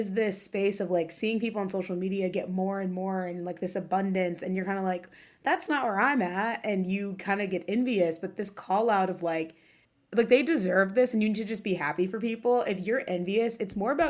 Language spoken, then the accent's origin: English; Ohio, United States; now in New York City, United States; I'm from Ohio